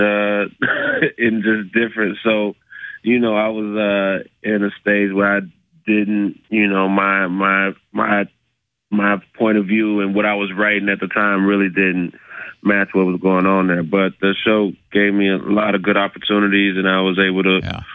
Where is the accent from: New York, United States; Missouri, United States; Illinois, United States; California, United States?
Illinois, United States; Chicago; I'm from Chicago